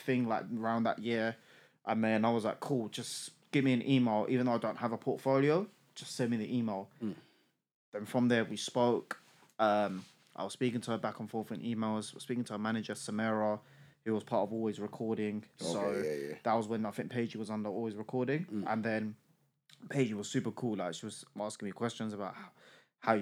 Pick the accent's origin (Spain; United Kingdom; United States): United Kingdom; London; I was born and raised in East London, so I came from an area called Ilford